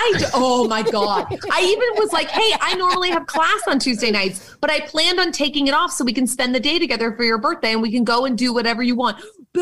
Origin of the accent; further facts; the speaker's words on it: Boston, Massachusetts, United States; I'm from Boston. We all know this. I have a Red Sox tattoo. I love that dirty water. I am a very Boston asshole.